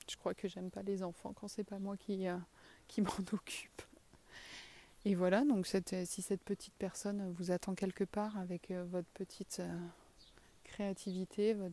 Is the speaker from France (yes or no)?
yes; south-west France, France; accent: south-western French; moi et mon accent du sud-ouest, on vous souhaite une bonne journée